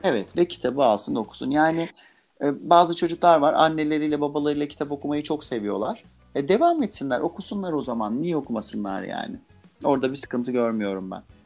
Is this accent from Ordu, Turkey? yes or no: no; Adana, Turkey; first language Turkish; ben mesela Adanalıyım